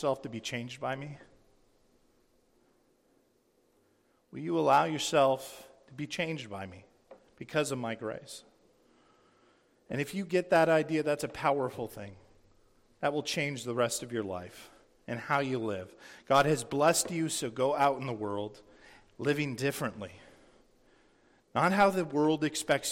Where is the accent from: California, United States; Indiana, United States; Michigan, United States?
California, United States; San Diego; I grew up in San Diego, and my dad was a captain in the Navy